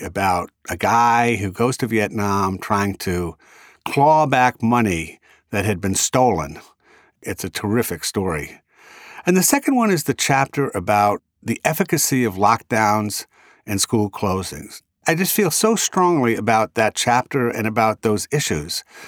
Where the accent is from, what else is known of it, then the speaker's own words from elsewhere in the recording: Rhode Island, United States; accent: Rhode Island; my Rhode Island accent